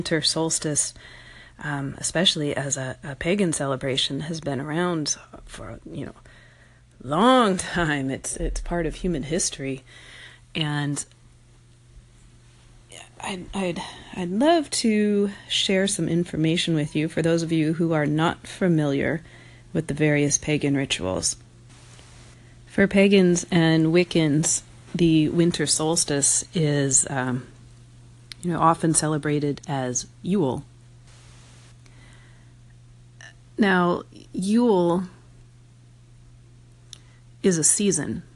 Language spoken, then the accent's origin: English; Jamestown, New York, United States; moved away; I was born in Jamestown.